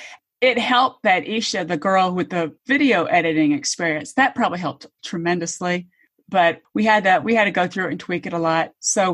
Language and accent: English; Georgia, United States; now in Atlanta, United States; So I've lived in Metro Atlanta for probably almost 30 years. I grew up in Georgia, but I wasn't born here. I'm a military brat. So moved around a lot.